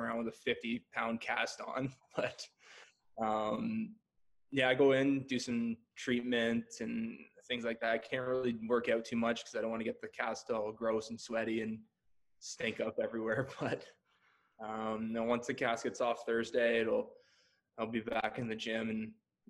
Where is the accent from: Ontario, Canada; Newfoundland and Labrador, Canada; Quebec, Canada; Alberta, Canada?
Ontario, Canada; Peterborough; also born or lived in Toronto; I grew up in Peterborough.